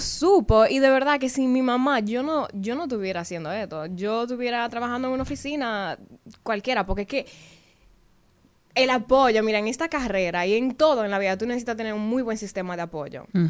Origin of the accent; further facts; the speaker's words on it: Santiago, Dominican Republic; yo soy de Santiago